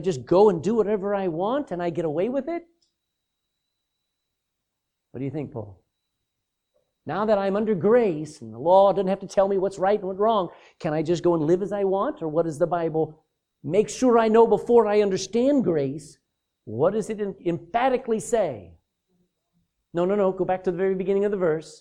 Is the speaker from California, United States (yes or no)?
no; Texas, United States; I'm a Texan